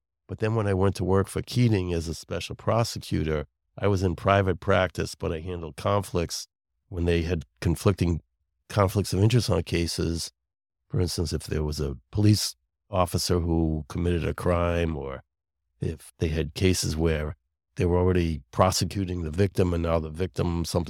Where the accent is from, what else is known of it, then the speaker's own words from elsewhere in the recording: Brooklyn, New York, United States; also born or lived in Long Island, United States; now in Sharon, United States; No, I'm from Brooklyn and then Long Island originally, but I don't know if you could still hear the accent.